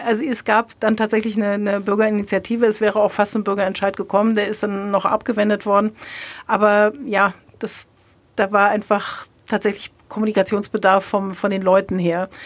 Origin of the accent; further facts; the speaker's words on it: Lower Saxony, Germany; moved away as an adult; also born or lived in Bochum; now in Treuchtlingen, Germany; ich bin in Niedersächsen. Ich hab, bin der Liebe wegen in Franken.